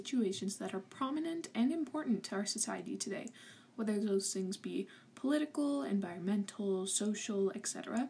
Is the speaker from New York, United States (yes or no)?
no; California, United States; I'm a teenager from California.